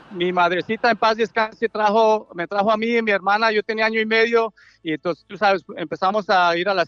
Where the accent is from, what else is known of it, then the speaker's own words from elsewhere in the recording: Colombia; ¿De dónde? Yo soy de Colombia, hermano.